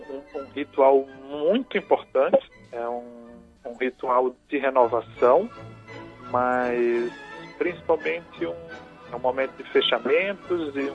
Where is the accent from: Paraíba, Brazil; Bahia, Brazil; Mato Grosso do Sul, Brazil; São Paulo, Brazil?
Paraíba, Brazil; João Pessoa; moved away as an adult; now in Brasília, Brazil; eu sou natural de João Pessoa, na Paraíba, e estou radicado em Brasília, tem 10 anos